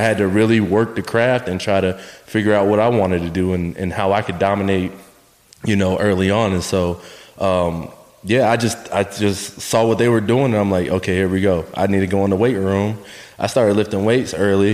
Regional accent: New Smyrna Beach, Florida, United States; we moved south, uh, 15 minutes south to New Smyrna Beach uh, Florida

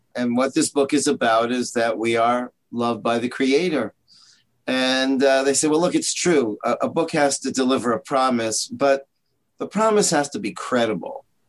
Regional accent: Toronto, Ontario, Canada; moved away as an adult; also born or lived in Israel; I'm from Canada, Toronto

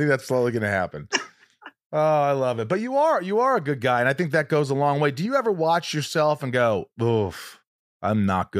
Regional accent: Indiana, United States; I grew up in Indiana

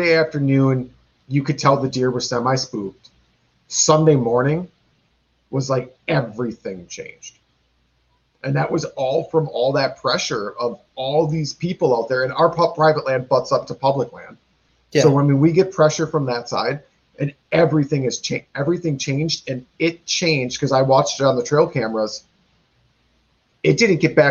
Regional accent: Wisconsin, United States; we are from Wisconsin. It's a big drinking state

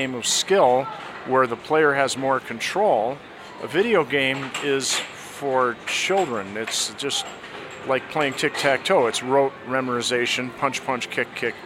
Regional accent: Michigan, United States; I grew up in Michigan

